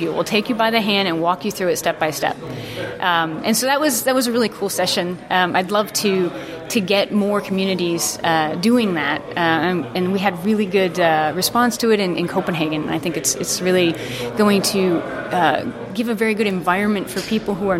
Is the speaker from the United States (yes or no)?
yes; United States; now in Denmark; I'm an American, but I live in Denmark